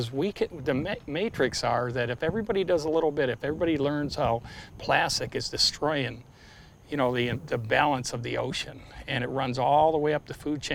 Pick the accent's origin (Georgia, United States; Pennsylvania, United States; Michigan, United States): Michigan, United States; Detroit; moved away; I grew up in Detroit. My parents are auto workers